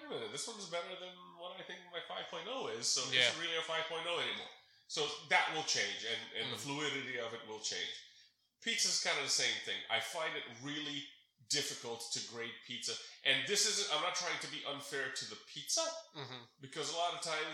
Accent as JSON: {"language": "English", "town": "New York City", "region": "New York", "country": "United States", "tie": "born or raised there", "also_born_or_lived": "Balkans", "said": "I grew up in Queens, New York City"}